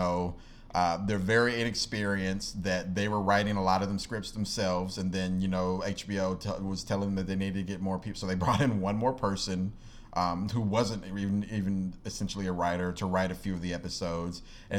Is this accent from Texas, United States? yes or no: no; Chicago, Illinois, United States; I'm from Chicago.